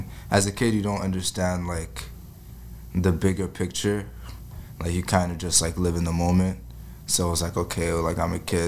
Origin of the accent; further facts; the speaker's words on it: Ottawa, Ontario, Canada; moved away as an adult; also born or lived in Congo; now in Toronto, Canada; Artist out of Ottawa, living in Toronto. I'm originally from Congo.